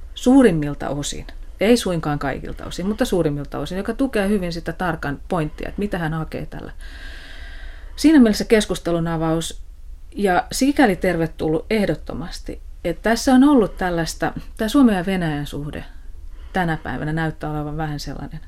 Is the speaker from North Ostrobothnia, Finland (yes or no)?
no; Tampere, Pirkanmaa, Finland; mä oon tamperelainen ja, ja tota, on elänyt lapsuuteni – lapsuuteni alueella, jossa oli hyvin paljon työläisperheitä